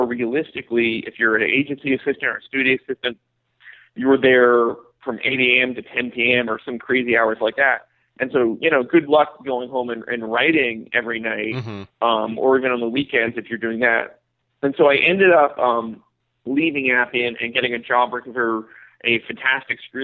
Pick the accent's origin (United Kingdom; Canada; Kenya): Canada; moved away as an adult; now in United States; being Canadian